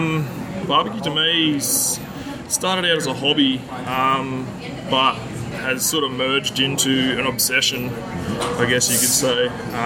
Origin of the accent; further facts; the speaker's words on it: Australia; moved away as an adult; now in Toronto, Canada; born and raised in Australia.